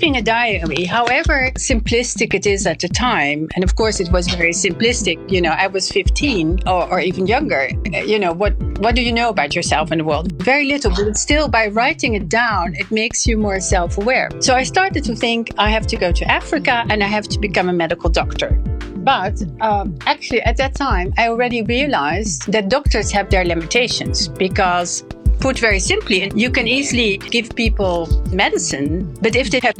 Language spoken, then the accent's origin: English; Brussels, Brussels-Capital Region, Belgium; accent: French; moved away as an adult; also born or lived in Wageningen, Netherlands; now in Netherlands; I grew up not in the Netherlands, but mainly in Brussels, in quite easy circumstances.